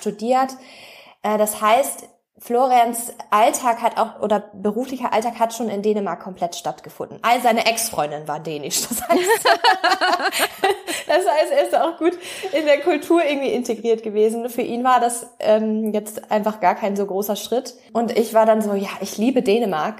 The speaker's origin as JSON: {"language": "German", "area": "North Frisia", "region": "Schleswig-Holstein", "country": "Germany", "tie": "born or raised there", "also_born_or_lived": "Flensburg", "moved": "as an adult", "lives_now": "Denmark", "said": "wir kommen aus der ähm, aus der Nordseeregion, Nordfriesland, also direkt andere Seite. Es ist eigentlich nur die, Grenze, die dänische Grenze entlangfahren von der Ostsee einmal rüber zur Nordsee. Dort kommen wir gebürtig her"}